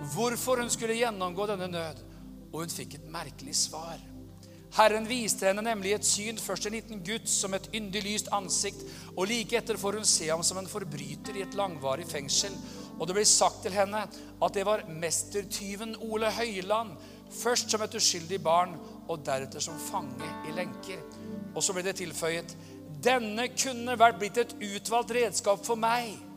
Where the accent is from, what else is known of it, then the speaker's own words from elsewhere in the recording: Norway; være i Amerika som nordmann